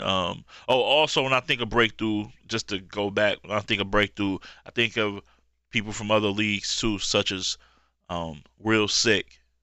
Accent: Michigan, United States; my hometown in Michigan

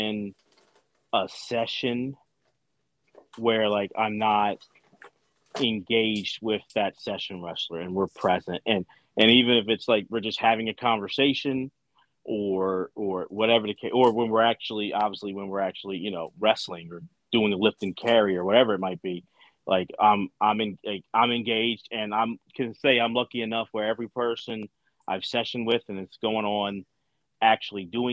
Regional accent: Philadelphia, Pennsylvania, United States; I'm outside of Philly. I grew up in Philly

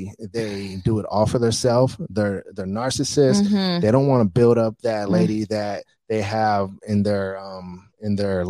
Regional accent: Bay Area, California, United States; now in Las Vegas, United States; I'm from the Bay Area

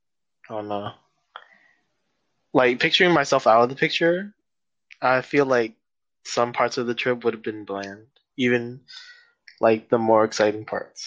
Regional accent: San Francisco, California, United States; I'm a senior from San Francisco, California.

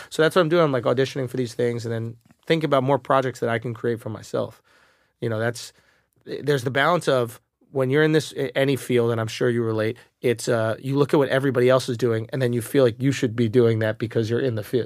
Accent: New York, United States; I identify as a New Yorker

